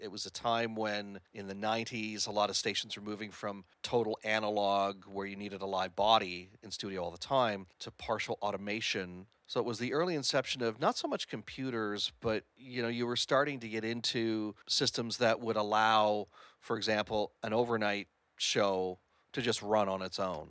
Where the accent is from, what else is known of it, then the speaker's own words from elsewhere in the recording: Hamilton, Ontario, Canada; moved away as an adult; I hail from Hamilton, Ontario